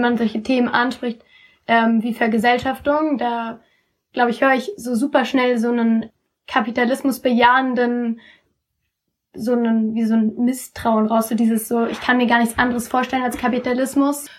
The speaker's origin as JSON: {"language": "German", "town": "Cologne", "region": "North Rhine-Westphalia", "country": "Germany", "said": "wir kommen aus Köln, also so die Dörfer sind direkt bei uns um die Ecke"}